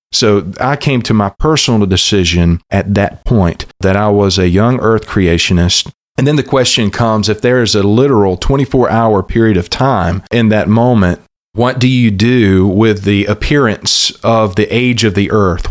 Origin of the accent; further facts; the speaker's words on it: South Alabama, United States; also born or lived in Louisville, Kentucky; what I had heard from pulpits growing up on Sunday mornings in South Alabama and my home church